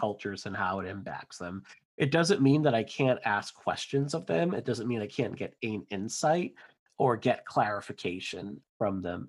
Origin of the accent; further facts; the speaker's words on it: near Boston, Massachusetts, United States; from Massachusetts, born and raised near the Boston area